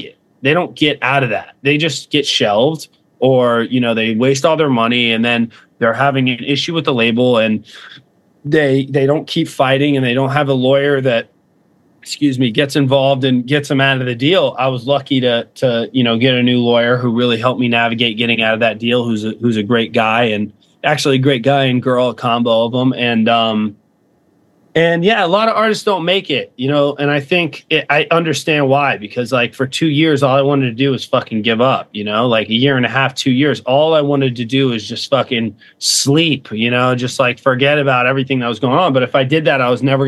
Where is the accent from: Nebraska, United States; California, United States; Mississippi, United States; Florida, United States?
Florida, United States; Fort Myers; moved away as an adult; I came from Fort Myers, Florida, and my family wasn't broke or anything